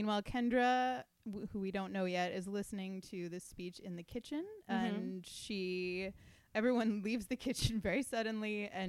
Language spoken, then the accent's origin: English; United States; I think I speak for all Americans.